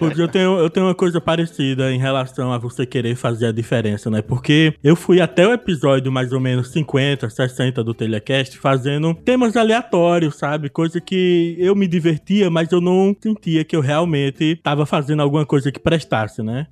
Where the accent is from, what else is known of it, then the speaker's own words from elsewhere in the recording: Olinda, Pernambuco, Brazil; eu sou de Olinda, Pernambuco